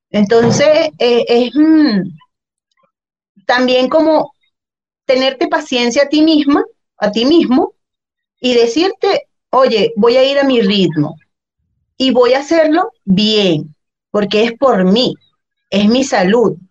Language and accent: Spanish; Guacara, Carabobo, Venezuela; moved away as an adult; also born or lived in Zulia, Venezuela; now in Chile; yo soy de Valencia, de Guacara, eso es la mejor ciudad, de... no mentira, Eso es eh, en la parte central de Venezuela, cercano a la costa. Y bueno, ahí eh, viví mi, toda, casi toda mi vida, 20 años